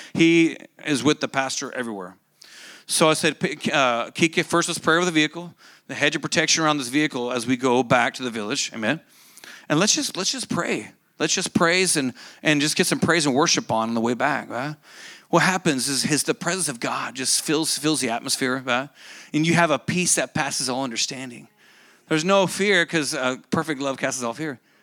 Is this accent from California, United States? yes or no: no; Oklahoma, United States; moved away; I grew up in Bible Belt, Oklahoma